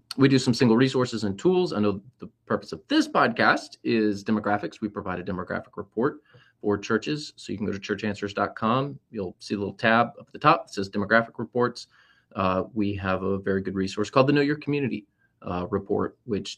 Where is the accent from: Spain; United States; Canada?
United States; St. Petersburg, Florida; I grew up in St. Pete, off of 28th Street